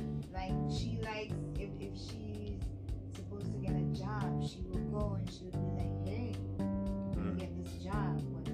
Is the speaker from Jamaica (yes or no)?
yes; Jamaica; also born or lived in New York; now in Cincinnati, United States; I'm Jamaican.